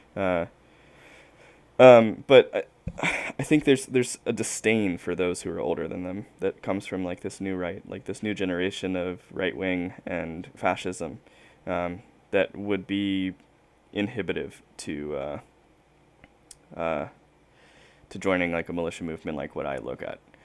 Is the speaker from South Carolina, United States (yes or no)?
yes; South Carolina, United States; I'm from South Carolina